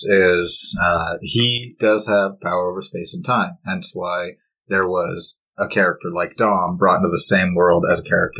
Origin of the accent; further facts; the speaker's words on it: Kitchener, Ontario, Canada; No, I'm from Kitchener-Waterloo.